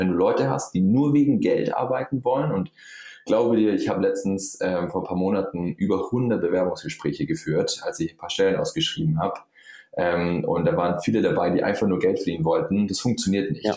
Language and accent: German; Allgäu, Bavaria, Germany; ich komme aus dem Allgäu, ja, Süden von Deutschland